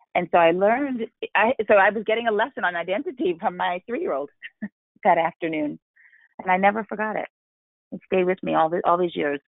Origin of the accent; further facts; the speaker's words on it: New York City, New York, United States; I grew up in New York City